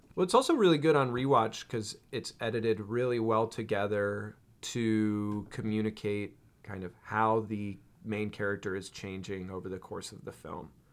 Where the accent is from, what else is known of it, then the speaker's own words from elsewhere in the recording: near San Francisco, California, United States; I grew up near San Francisco, California